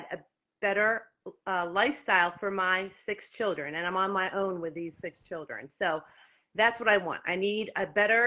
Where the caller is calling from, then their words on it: Lehigh Valley, Pennsylvania, United States; I'm calling from the Lehigh Valley, which is about an hour and a half north of the brotherly love city of Philadelphia.